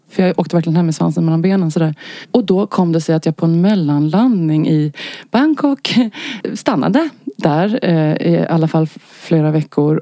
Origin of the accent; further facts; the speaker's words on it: Stockholm, Stockholm County, Sweden; Jag är eh, född och uppvuxen i Stockholm och bor här än idag.